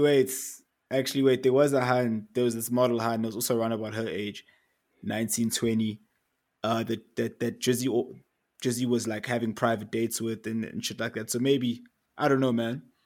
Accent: Eswatini; now in Johannesburg, South Africa; I'm from Eswatini. I grew up in Eswatini.

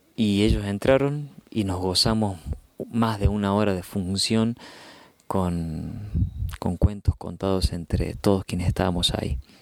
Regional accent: Córdoba, Argentina; soy narrador de Córdoba, Argentina

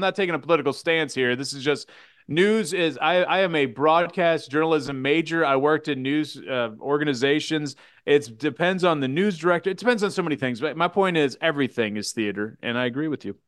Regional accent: Kansas City, Missouri, United States; born and bred in Kansas City

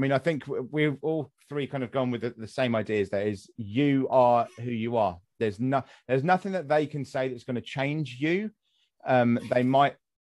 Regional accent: West Sussex, South East England, United Kingdom; I'm from West Sussex.

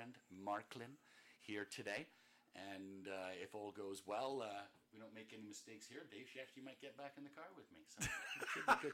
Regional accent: United Kingdom; moved away; I'm from Britain.

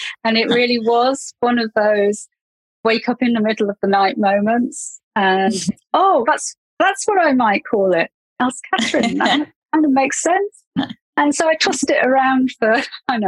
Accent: England, United Kingdom; accent: English; moved away as an adult; now in New Zealand; you can probably tell from my accent that I'm English. And I moved to New Zealand about 8 years ago.

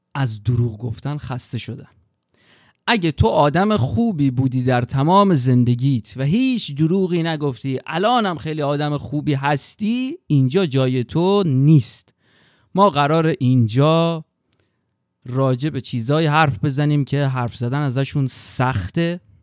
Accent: Babol, Mazandaran, Iran; من توی بابل که به دنیا اومدم از ابتدایی رفتم راهنمایی

